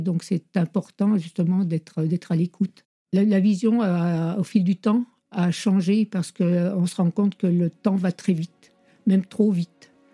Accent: Courchevel, Auvergne-Rhône-Alpes, France; Je suis habitante de Saint-Bon, donc originaire du chef-lieu

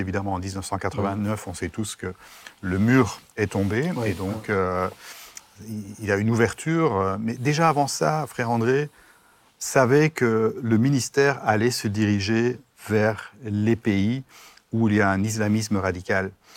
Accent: Brussels, Brussels-Capital Region, Belgium; moved away as an adult; now in Strasbourg, France; je viens de Bruxelles

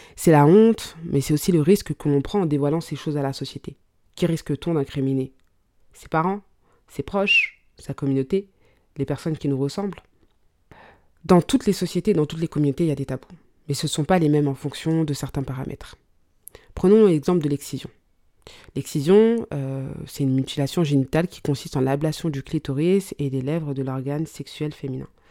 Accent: Mali; je suis malienne

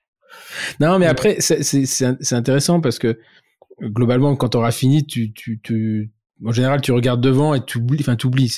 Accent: France; je suis français

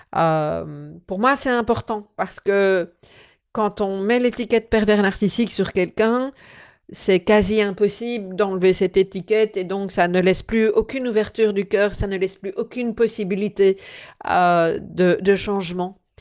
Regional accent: Belgium; chez nous en Belgique

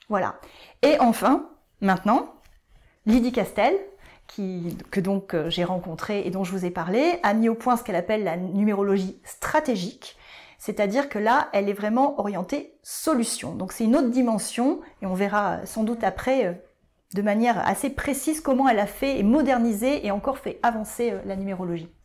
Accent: Bordeaux, Nouvelle-Aquitaine, France; moved away as an adult; also born or lived in Paris; je suis revenue sur Bordeaux, ma ville natale

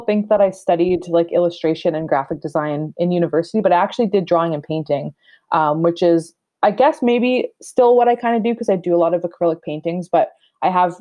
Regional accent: Rama First Nation, Ontario, Canada; moved away as an adult; also born or lived in Toronto; moved to Rama, which is my mom's reserve where I grew up and recently moved back here from Toronto

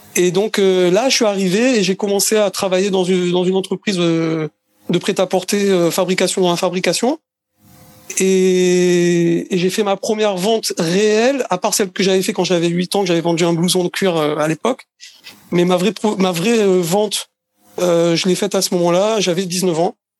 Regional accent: Marseille, Provence-Alpes-Côte d'Azur, France; also born or lived in Paris region; now in Israel; Je suis né à Marseille. J'ai habité 10 ans en région parisienne. Euh, et, maintenant, j'habite en Israël.

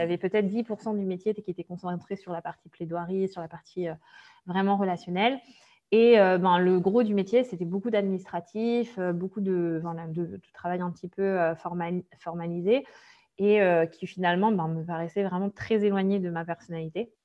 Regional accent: Brest, Brittany, France; je suis née en Bretagne, donc à Brest exactement

